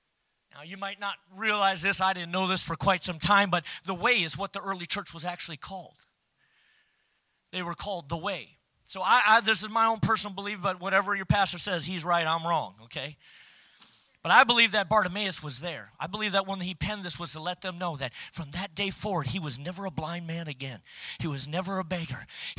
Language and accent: English; Minnesota, United States; You know, we're Norwegians from Minnesota. Don't you know? We don't need that extra warmth.